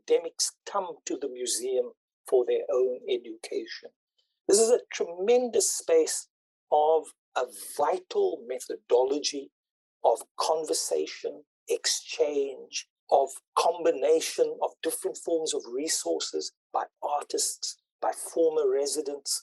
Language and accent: English; Cape Town, Western Cape, South Africa; I come from District 6. You know, I was born in District 6. I went to school